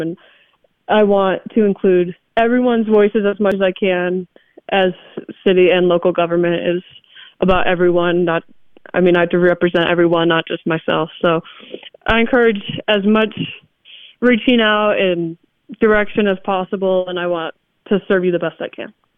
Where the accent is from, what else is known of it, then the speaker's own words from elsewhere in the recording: Milwaukee, Wisconsin, United States; also born or lived in Utah; now in Madison, United States; I grew up in Milwaukee, and my parents are originally from Utah, and we moved back here my freshman year of high school